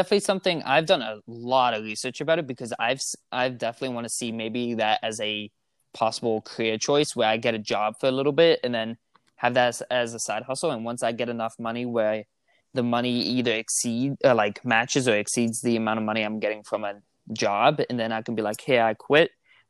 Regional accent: Netherlands; I grew up in the Netherlands. Mm-hmm. Do you know where that is?

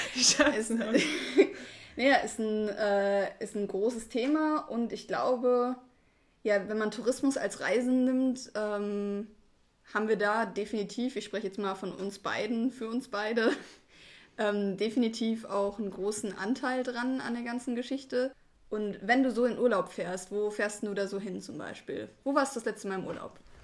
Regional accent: Ruhr area, North Rhine-Westphalia, Germany; moved away; ich komme aus dem Ruhrgebiet, hab da halt auch am Anfang, äh, während meiner Schulzeit und sowas gewohnt

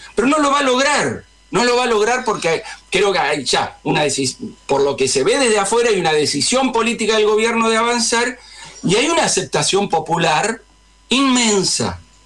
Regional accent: Argentina; nosotros argentinos

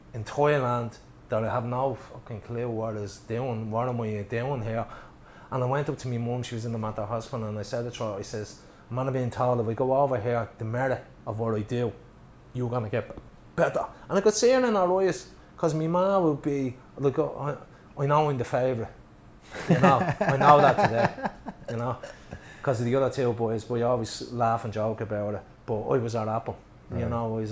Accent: Ireland; we're Irish

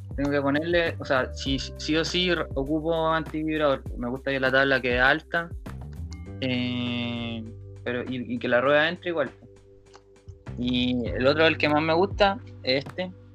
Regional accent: Talcahuano, Biobío, Chile; also born or lived in San Pedro de la Paz, Chile / Concepción, Chile / Santiago, Chile / Valparaíso, Chile; soy de Conce, nací en Talcahuano y viví como toda mi infancia, mi adolescencia entre Talcahuano, San Pedro y patinando en Concepción

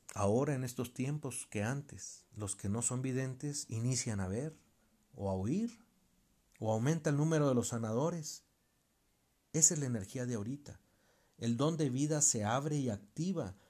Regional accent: Mexico; soy mexicano

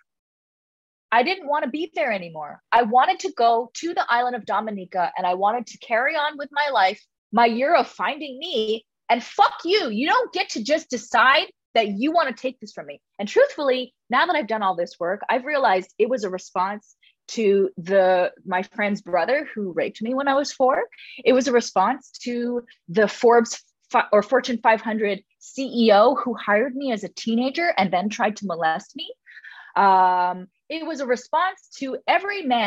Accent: Toronto, Ontario, Canada; moved away; I'm from Toronto. I'm from Scarborough. Like I'm from the hood.

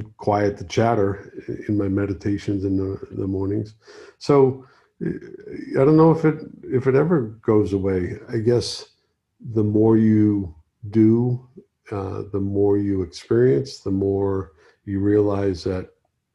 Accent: Boston, Massachusetts, United States; moved away as an adult; also born or lived in Key West; now in Los Angeles, United States; gone back to my hometown, Boston

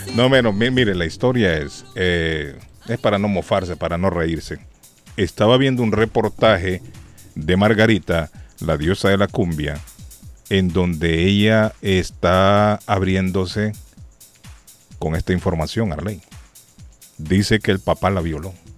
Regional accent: Honduras; now in Massachusetts, United States; en mi país. En Honduras

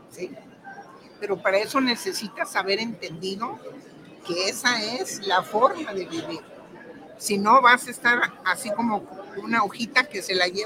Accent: Guadalajara, Jalisco, Mexico; now in England; De aquí de Guadalajara. Vivo en Inglaterra porque me casé con un inglés. Vivo allá, pero soy orgullosamente jalisciense

